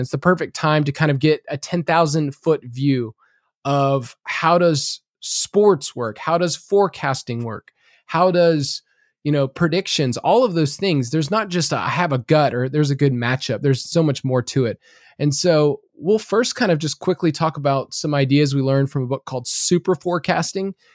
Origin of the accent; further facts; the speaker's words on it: the South, United States; I'm from the South